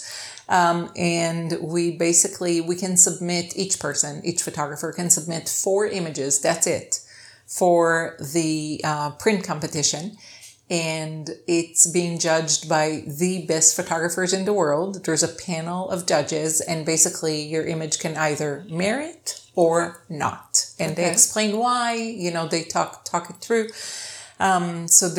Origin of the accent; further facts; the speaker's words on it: Israel; moved away; also born or lived in Ohio, United States; I'm from Israel. Right. I grew up in Israel, and then my dad lived in Ohio my whole life. So I was kind of back and forth.